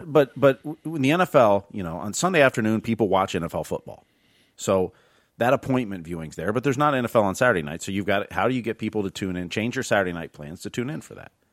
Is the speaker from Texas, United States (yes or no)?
no; Northwest Ohio, United States; moved away as an adult; I grew up in Northwest Ohio